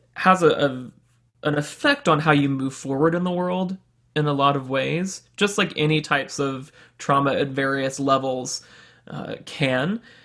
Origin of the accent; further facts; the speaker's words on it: Birmingham, Alabama, United States; was born and raised in Birmingham, Alabama, in a very, uh, conservative Southern Baptist home